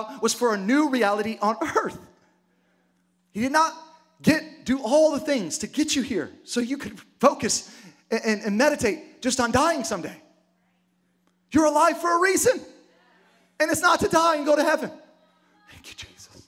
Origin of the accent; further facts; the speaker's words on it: United States; I was born here as a citizen